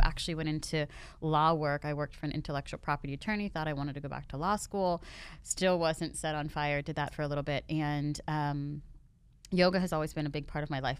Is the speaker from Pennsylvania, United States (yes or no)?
yes; Pittsburgh, Pennsylvania, United States; moved away as an adult; also born or lived in Los Angeles; now in Miami, United States; I was born and raised in Pittsburgh